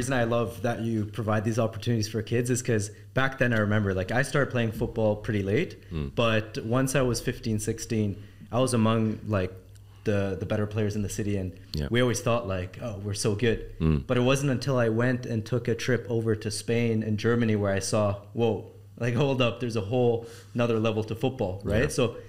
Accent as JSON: {"language": "English", "town": "Ottawa", "region": "Ontario", "country": "Canada", "tie": "born or raised there", "said": "growing up in Ottawa, Canada"}